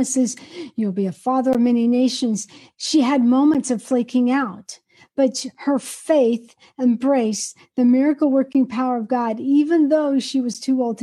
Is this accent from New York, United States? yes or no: no; Georgia, United States; I'm from Georgia